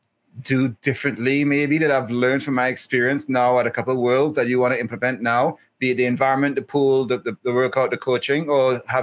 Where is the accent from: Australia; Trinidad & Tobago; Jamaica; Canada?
Trinidad & Tobago; I'm from Trinidad and Tobago.